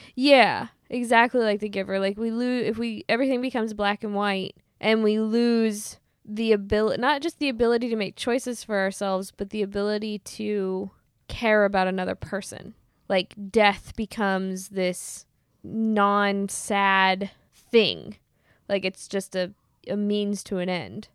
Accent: Midwest, United States; I'm from the Midwest

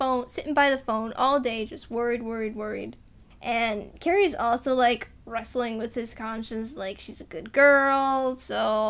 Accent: Massachusetts, United States; I'm from Massachusetts.

